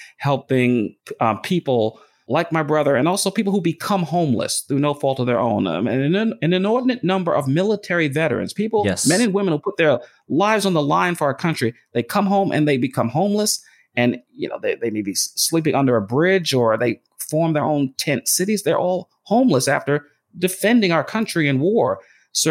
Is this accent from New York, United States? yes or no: yes; New York City, New York, United States; the home I grew up in Brooklyn, New York